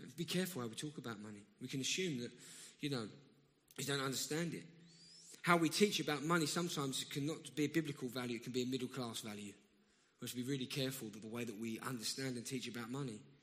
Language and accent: English; London, United Kingdom; accent: South London; I'm from round here.